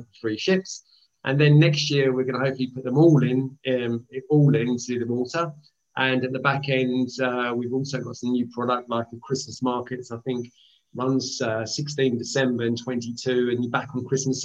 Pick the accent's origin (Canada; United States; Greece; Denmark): Greece; now in United Kingdom; I am from Greece